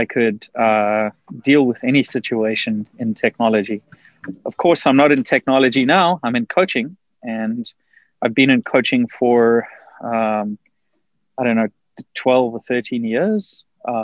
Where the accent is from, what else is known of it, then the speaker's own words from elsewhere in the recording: South Africa; moved away as an adult; now in United States; I grew up in South Africa. I left South Africa in 2000